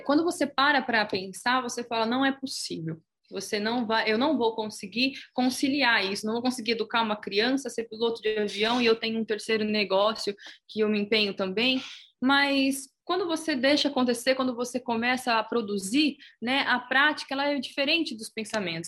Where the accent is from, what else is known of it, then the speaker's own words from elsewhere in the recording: Itápolis, São Paulo, Brazil; Eu sou de Itapos, eu sou itapolitana